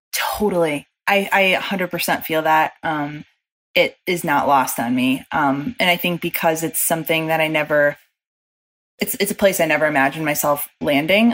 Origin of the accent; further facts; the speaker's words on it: Chicago, Illinois, United States; moved away; growing up in Chicago